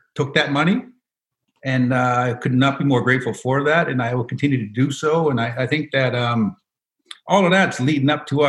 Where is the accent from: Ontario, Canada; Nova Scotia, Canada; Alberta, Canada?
Nova Scotia, Canada; Indian Brook; I grew up in Indian Brook, now called Sebaganagedi, born and raised.